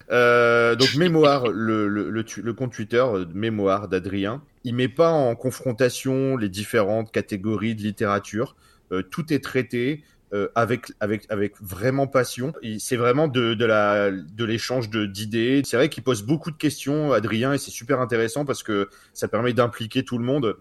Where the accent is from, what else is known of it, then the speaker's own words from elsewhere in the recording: France; nous, on est français